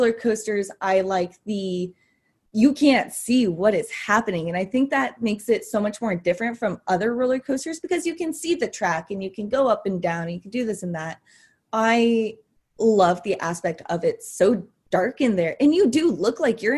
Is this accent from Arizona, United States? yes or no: yes; East Valley of Arizona, United States; I was born and raised in the East Valley of Arizona